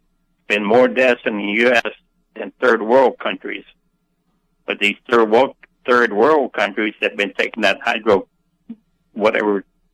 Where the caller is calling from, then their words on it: Tallahassee, Florida, United States; I'm calling from Tallahassee, Florida.